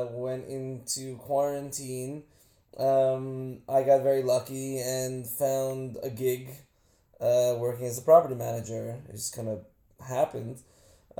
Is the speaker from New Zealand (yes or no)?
no; New York City, New York, United States; I'm from this exotic little town called Queens